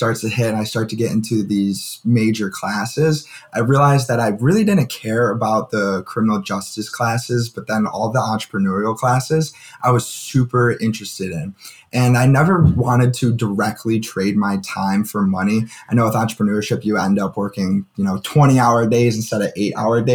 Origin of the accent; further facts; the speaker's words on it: Buffalo, New York, United States; moved away; also born or lived in Kent, Ohio; I'm from Buffalo, New York